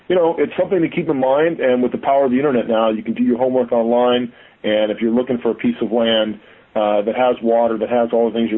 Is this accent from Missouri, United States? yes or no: no; Southern California, United States; moved away; also born or lived in Redondo Beach; I grew up in Southern California where, you know, land is crazy expensive